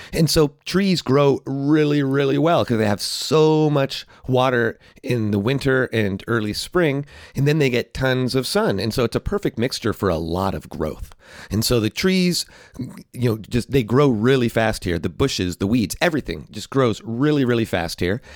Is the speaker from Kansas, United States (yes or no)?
no; California, United States; also born or lived in New York City; I grew up in California